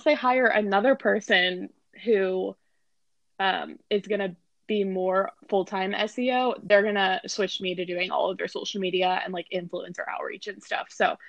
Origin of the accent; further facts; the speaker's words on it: Austin, Texas, United States; also born or lived in Los Angeles, United States; So, I like to say that I'm from Austin because I pretty much grew up in Austin. I moved here when I was 10 years old and I lived here until I was 18. And then I moved to LA.